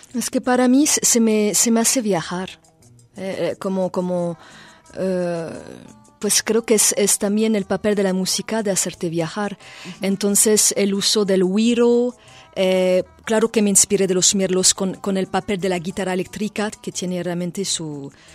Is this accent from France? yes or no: yes; France; Spanish is a second language; moved away as an adult; also born or lived in Morelia, Mexico; now in Guadalajara, Mexico